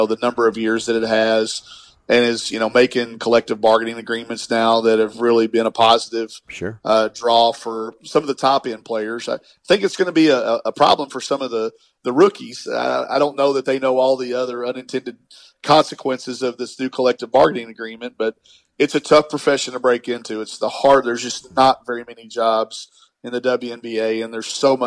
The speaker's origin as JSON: {"language": "English", "region": "Arkansas", "country": "United States", "said": "I'm from Arkansas"}